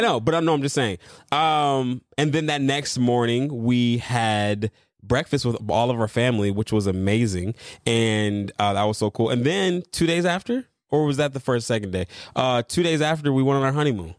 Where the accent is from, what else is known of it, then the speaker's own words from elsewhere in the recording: Michigan, United States; moved away; I'm originally from Michigan